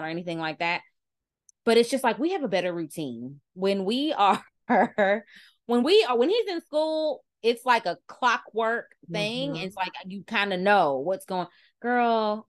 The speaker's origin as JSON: {"language": "English", "region": "Kentucky", "country": "United States", "said": "Y'all know I'm from Kentucky. I'm from the South."}